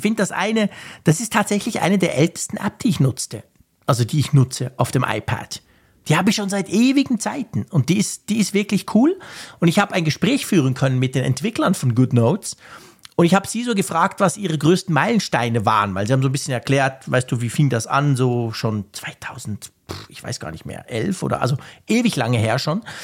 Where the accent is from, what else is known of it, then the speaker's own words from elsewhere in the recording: Switzerland; als Schweizer